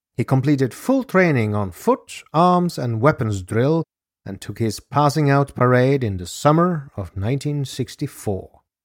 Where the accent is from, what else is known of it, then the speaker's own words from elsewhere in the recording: Norway; my home country of Norway.